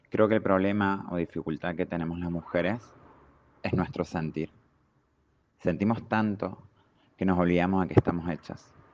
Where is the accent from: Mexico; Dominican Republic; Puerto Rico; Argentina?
Argentina; Córdoba; de Córdoba, Argentina.